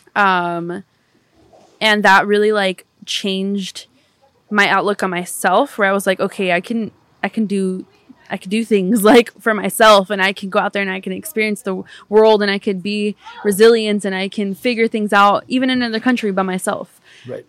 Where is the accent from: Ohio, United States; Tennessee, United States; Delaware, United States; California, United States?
California, United States; Pomona; also born or lived in Barcelona; I grew up in California